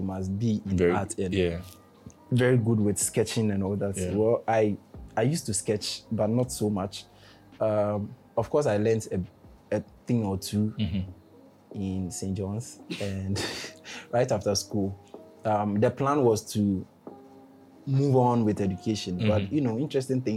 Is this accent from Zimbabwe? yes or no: no; Ghana; I'm fully Ghanaian